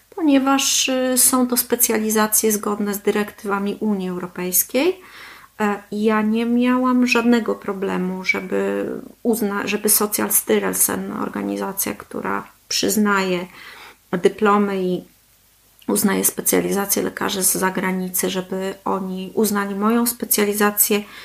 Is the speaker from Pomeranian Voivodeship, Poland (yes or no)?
yes; Gdańsk, Pomeranian Voivodeship, Poland; moved away as an adult; now in Kalmar, Sweden; Pochodzę z Gdańska y, i tam studiowałam, tam też zdobyłam swoją specjalizację onkologiczną